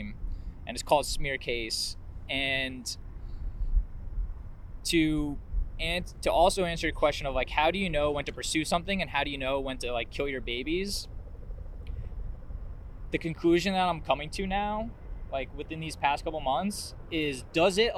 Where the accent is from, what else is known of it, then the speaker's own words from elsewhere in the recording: Warwick, New York, United States; I grew up in Warwick, New York, just out, like, an hour north of the city